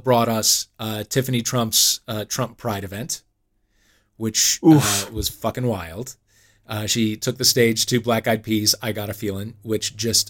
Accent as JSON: {"language": "English", "town": "St. Louis", "region": "Missouri", "country": "United States", "said": "I'm from St. Louis"}